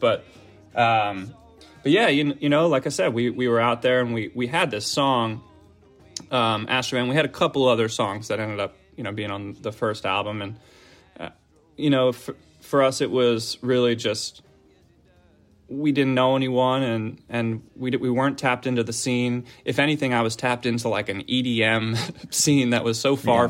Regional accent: Philadelphia, Pennsylvania, United States; moved away as an adult; now in Los Angeles, United States; I grew up in the Philadelphia area

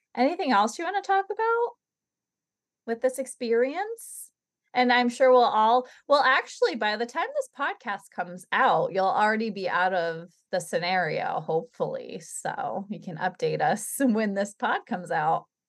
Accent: New England, United States; we're from New England

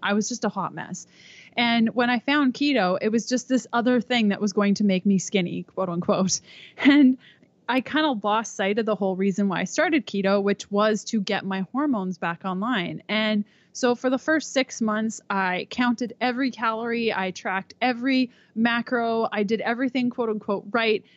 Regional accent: Canada; moved away as an adult; We're from Canada.

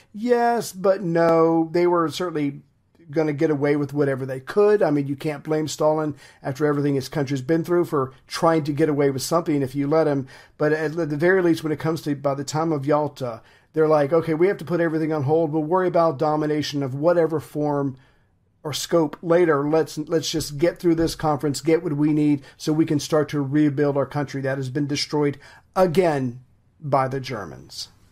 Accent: United States; as an American

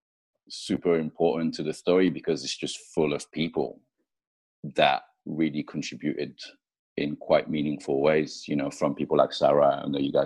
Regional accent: France; moved away; also born or lived in United Kingdom / Japan / United States; I grew up in France, I lived in the UK, I lived in Japan, I lived in the States.

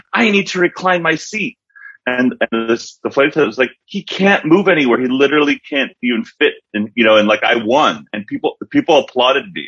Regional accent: Philadelphia, Pennsylvania, United States; now in Los Angeles, United States; I grew up in Philly.

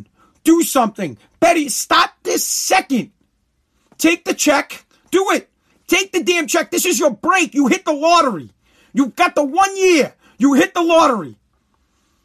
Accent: United States; I'm an American

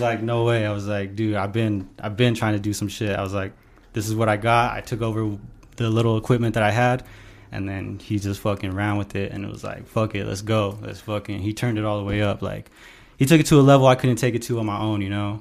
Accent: Pueblo, Colorado, United States; I grew up here in Pueblo, Colorado

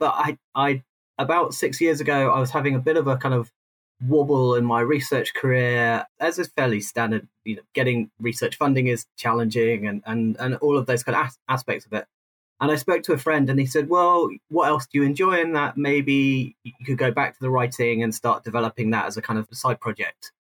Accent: South East England, United Kingdom; I grew up outside London, but then when I moved into London, I spent most of my life south of the Thames

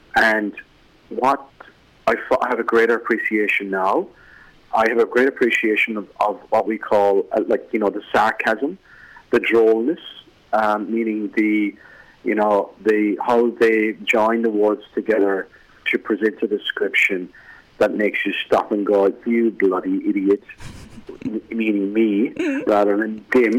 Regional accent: Ireland; accent: Irish; moved away as an adult; now in Newcastle, Australia; I've just been home to Ireland to visit my parents

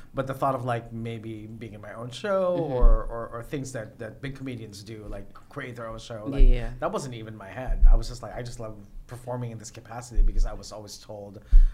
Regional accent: Philippines; now in United States; Only being Filipino

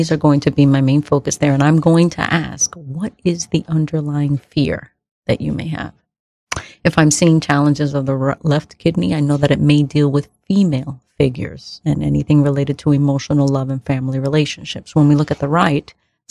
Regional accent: New York City, New York, United States; born in the Bronx, first generation, born here of Dominican parents

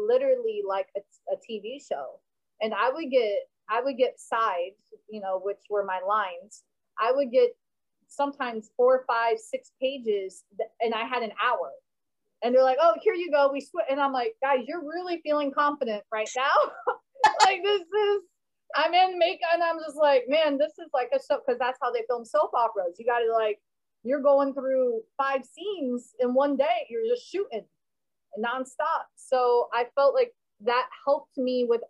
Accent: Florida, United States; out of Miami, out of Florida, out of my home state

